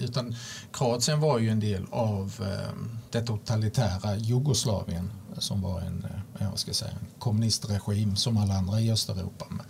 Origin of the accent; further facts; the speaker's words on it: Olofström, Blekinge, Sweden; född, som sagt född och uppvuxen i i Blekinge, en liten bruksort